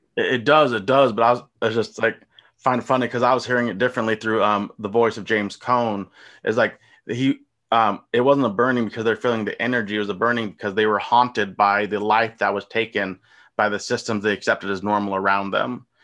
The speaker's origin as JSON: {"language": "English", "country": "United States", "said": "I'm American. I'm from the country"}